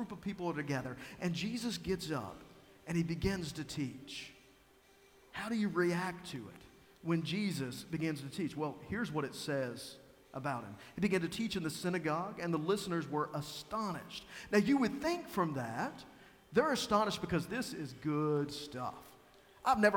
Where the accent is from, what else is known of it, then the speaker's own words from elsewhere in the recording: Tazewell, Virginia, United States; I tell them I'm from Tazewell, Virginia